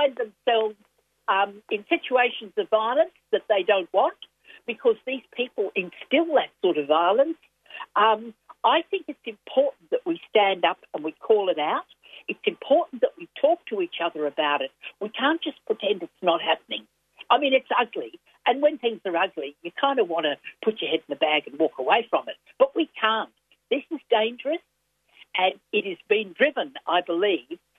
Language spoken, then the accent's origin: English; Queensland, Australia; now in Victoria, Australia; I grew up in Queensland